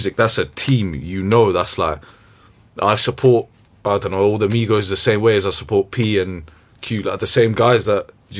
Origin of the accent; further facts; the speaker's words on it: England, United Kingdom; maybe that's just because we're English, innit?